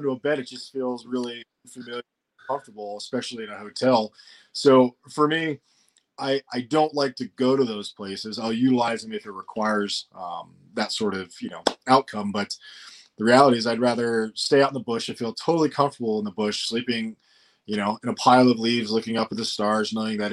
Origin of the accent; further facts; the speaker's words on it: Colorado, United States; I grew up in Colorado in an area when there was like 50 homes